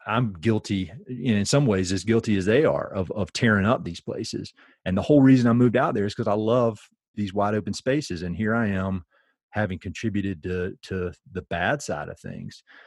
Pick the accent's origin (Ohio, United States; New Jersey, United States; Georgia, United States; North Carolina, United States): North Carolina, United States; Tarboro; I'm from Eastern North Carolina, a really little town, uh, called Tarboro, which is kinda halfway between the state capital, state capital of Raleigh and the beach. Uh, grew up there.